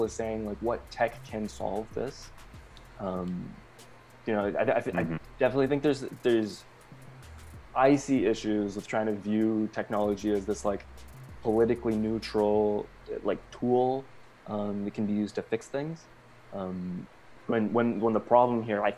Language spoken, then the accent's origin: English; Canada; I say this as a Canadian